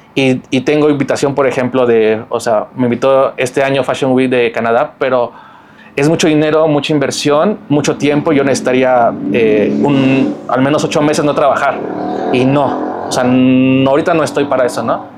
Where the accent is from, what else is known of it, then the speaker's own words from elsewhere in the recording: Mexico; yo soy mexicano